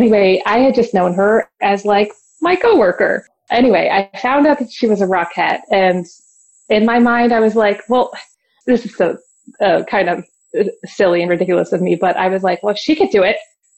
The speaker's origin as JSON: {"language": "English", "region": "Virginia", "country": "United States", "moved": "yes", "said": "I'm from Virginia originally"}